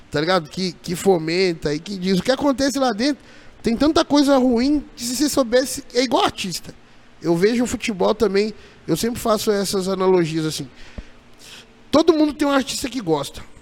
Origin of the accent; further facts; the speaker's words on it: Juiz de Fora, Minas Gerais, Brazil; now in Jundiaí, Brazil; eu sou de Juiz de Fora.